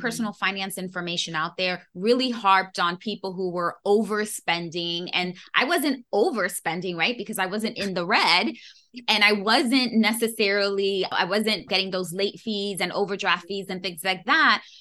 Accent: New York City, New York, United States; born and raised in New York City

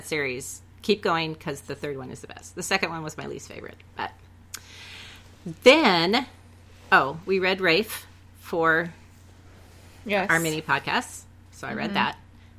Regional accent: Northern California, United States; Since we're from Northern California

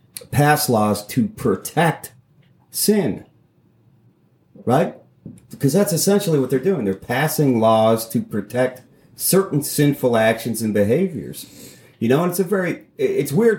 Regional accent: United States; I'm an American.

